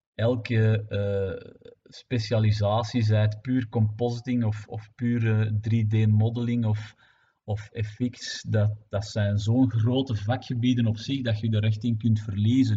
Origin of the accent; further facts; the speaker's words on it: Belgium; het gefragmenteerde België dat we zijn